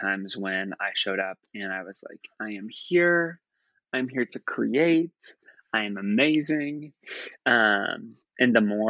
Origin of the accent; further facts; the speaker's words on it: Midwest, United States; that I have learned through and through growing up in the Midwest in rural America to fit in.